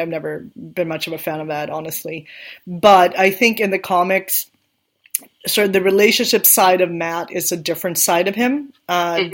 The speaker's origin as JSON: {"language": "English", "country": "Sweden", "tie": "born or raised there", "second_language": "English", "moved": "yes", "said": "I grew up in Sweden, I didn't grow up in in the U.S. or even in Great Britain."}